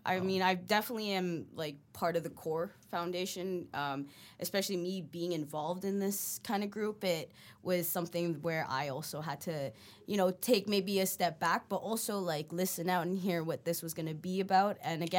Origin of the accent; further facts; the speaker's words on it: Philippines; Well, I actually I'm Filipino, so I grew up in a household with a lot of karaoke